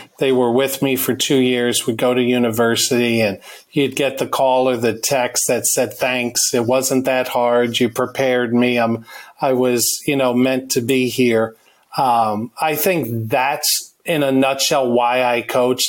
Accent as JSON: {"language": "English", "region": "just north of New York City", "country": "United States", "tie": "born or raised there", "said": "we grew up in New York, right north of the city"}